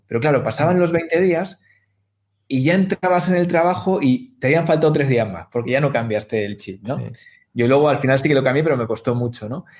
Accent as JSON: {"language": "Spanish", "country": "Spain", "said": "entre Guadalajara, Madrid y Valladolid, ¿no? Que es, es mi tierra"}